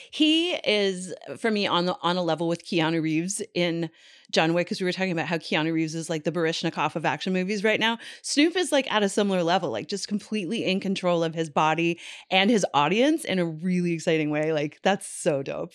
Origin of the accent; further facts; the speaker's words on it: Newfoundland and Labrador, Canada; moved away; also born or lived in New York; Growing up in Newfoundland